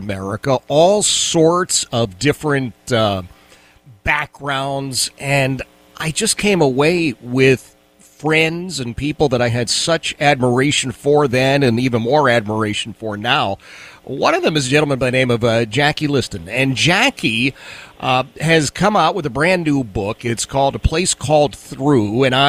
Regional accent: Philadelphia, Pennsylvania, United States; my experience growing up in the city of Philadelphia

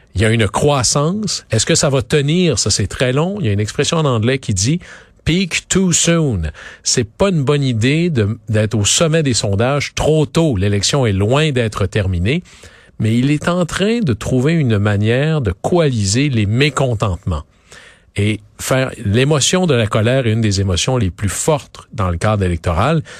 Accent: Quebec, Canada; dans mon coin de pays, au Saguenay-Lac-Saint-Jean

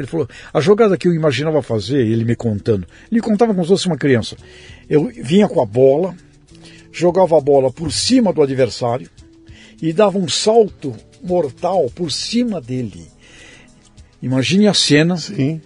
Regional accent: Santos, São Paulo, Brazil; eu fui criado ali na Vila Belmiro, na rua Princesa Isabel

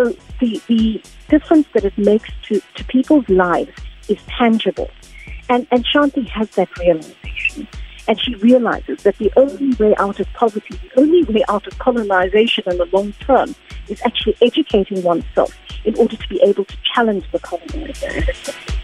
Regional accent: South Africa; us as a South African community

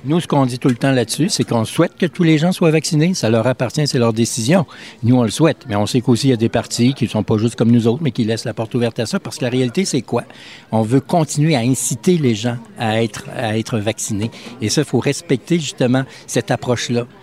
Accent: Quebec, Canada; j'adore mon coin de pays

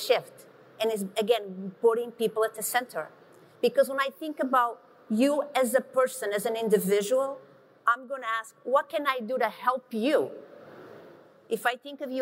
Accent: Portugal; moved away; I grew up in Portugal, in a very small village of 1,000 people

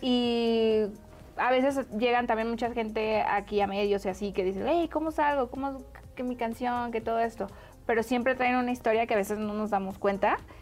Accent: Guadalajara, Jalisco, Mexico; now in Mexico City, Mexico; yo era de Guadalajara, me vine para acá

